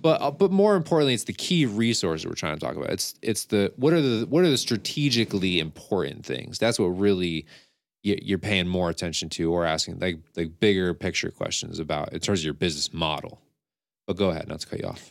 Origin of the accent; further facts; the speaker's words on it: Scotia, New York, United States; I'm from Scotia and I know the area